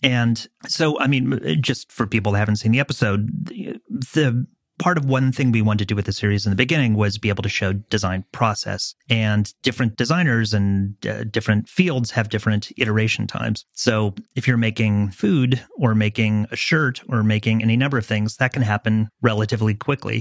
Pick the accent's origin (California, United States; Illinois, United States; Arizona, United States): California, United States; Los Angeles; moved away as an adult; I grew up a kid in Southern California, an L A kid, who went back east to go to school